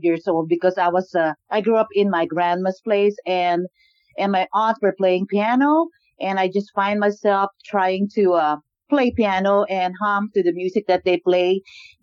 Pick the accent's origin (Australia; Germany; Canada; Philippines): Philippines; moved away as an adult; also born or lived in Singapore; now in Southern California, United States; I grew up in the Philippines. I was born in the Philippines